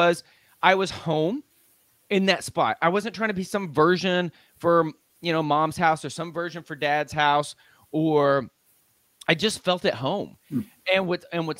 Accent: Lubbock, Texas, United States; now in Dallas, United States; I'm a Texas boy. I live in Dallas now, but I grew up in West Texas, out in Lubbock, Texas

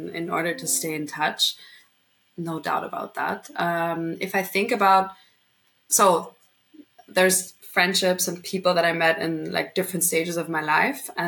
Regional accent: Vienna, Austria; also born or lived in London / Madrid; born and raised in Vienna up until when I was 18.

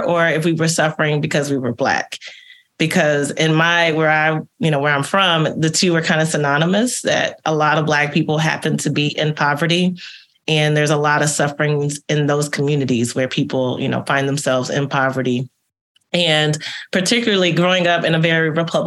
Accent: Texas, United States; accent: American; moved away as an adult; also born or lived in Italy; I was born and raised in Texas.

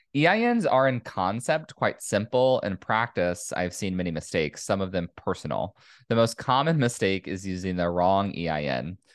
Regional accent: California, United States; my home state, California

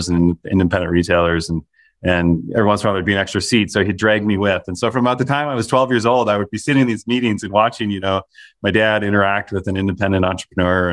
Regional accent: Minnesota, United States; I grew up in Minnesota

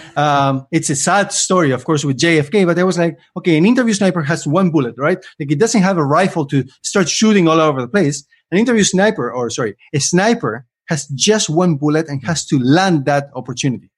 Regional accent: Argentina; moved away as an adult; now in Canada; I lived in Argentina for almost twenty, so I'm about to reach my fifty-fifty, um, half, half life in each country. Though I have to recognize that I am Argentinian

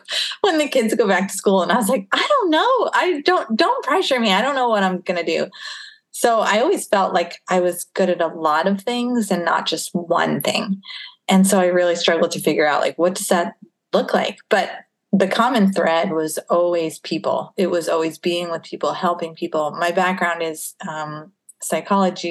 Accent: United States; moved away as an adult; now in Winnipeg, Canada; I'm from the U.S.

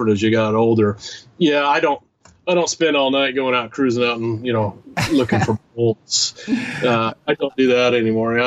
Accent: Washington, United States; moved away; my home state anymore, Washington

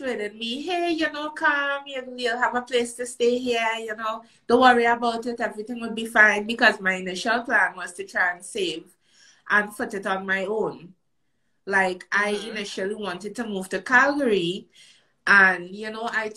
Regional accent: Trinidad & Tobago; moved away as an adult; now in Canada; I'm a Canadian citizen. I was born here. And my mom, she's a Canadian citizen as well. She and my dad split when I was really young. And she took us back to Trinidad to live.

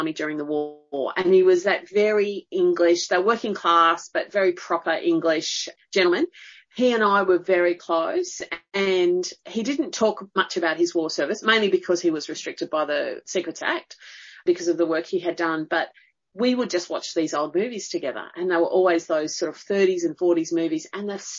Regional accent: Blue Mountains, New South Wales, Australia; also born or lived in Sydney; in the Blue Mountains, mainly.

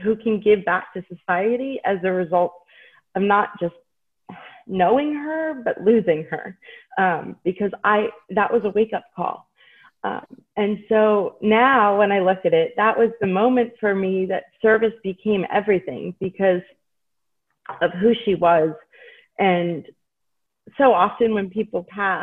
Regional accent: Maine, United States; now in Hershey, United States; I was growing up in Maine

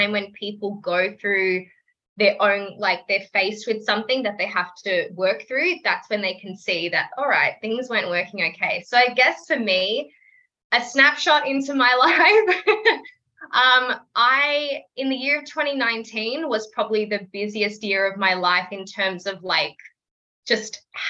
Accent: Melbourne, Victoria, Australia; I'm 25, from Melbourne, Australia

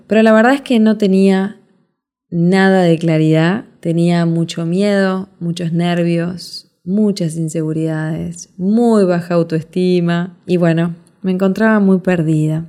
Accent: Montevideo, Uruguay; moved away as an adult; now in Punta del Este, Uruguay; me llevó de Montevideo, Uruguay, donde nací, a Punta del Este, donde vivo hasta el día de hoy

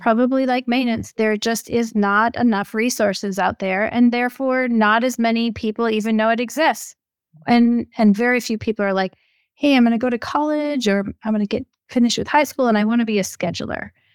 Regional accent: Minnesota, United States; moved away; I'm originally from Minnesota

